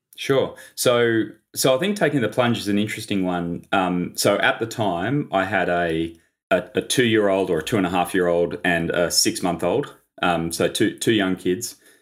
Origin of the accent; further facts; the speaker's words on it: Sydney, New South Wales, Australia; also born or lived in London; I grew up in Sydney, um, on the beaches